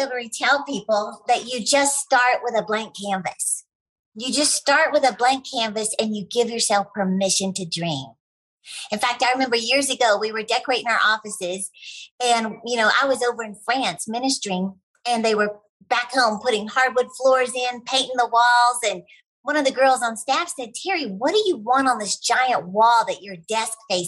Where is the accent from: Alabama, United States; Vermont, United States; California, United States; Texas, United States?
Texas, United States; I'm from Texas